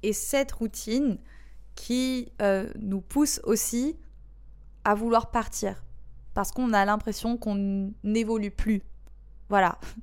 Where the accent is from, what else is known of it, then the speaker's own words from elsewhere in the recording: Marseille, Provence-Alpes-Côte d'Azur, France; moved away as an adult; also born or lived in Bali, Indonesia; now in Indonesia; je suis marseillaise